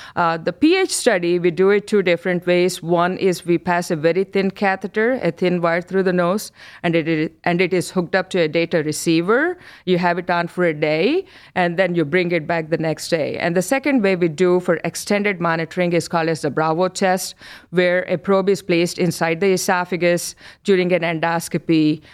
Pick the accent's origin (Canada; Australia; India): India; moved away as an adult; also born or lived in New York, United States; now in Cleveland, United States; I'm born and brought up in India